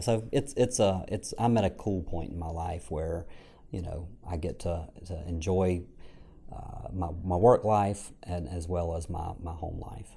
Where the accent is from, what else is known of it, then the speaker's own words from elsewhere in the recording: Franklinton, North Carolina, United States; I grew up in a small town called Franklinton. uh, here in, uh, North Carolina, about forty-five minutes north of Raleigh